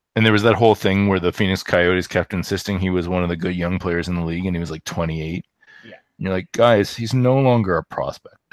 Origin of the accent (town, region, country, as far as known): Canada